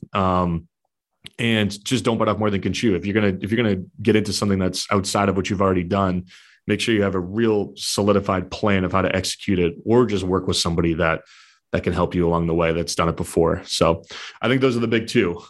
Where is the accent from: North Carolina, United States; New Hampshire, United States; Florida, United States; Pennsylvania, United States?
New Hampshire, United States; southern; born and raised in New Hampshire, so southern New Hampshire by the Massachusetts border